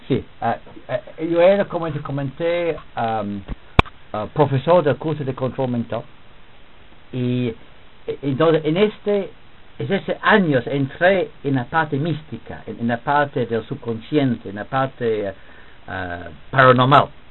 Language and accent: Spanish; England, United Kingdom; Spanish is a second language; moved away as an adult; also born or lived in Switzerland / Lesotho; now in Peru; yo era profesor de este curso en mi país, en Inglaterra